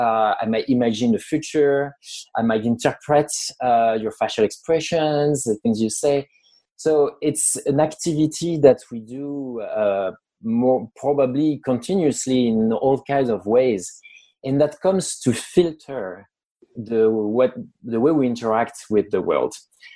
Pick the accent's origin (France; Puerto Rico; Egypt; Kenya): France; accent: French; English is a second language; moved away as an adult; now in United States; I'm French. I was born in France. I've lived in the US for almost 10 years now. I know my English is good enough to answer an interview and to be understood. I've had nice comments about my accent.